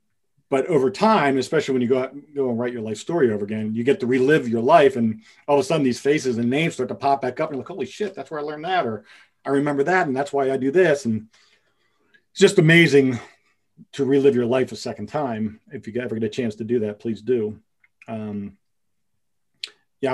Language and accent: English; Pottstown, Pennsylvania, United States; growing up on the East Coast, in a suburb, in a little city outside of Philadelphia called Pottstown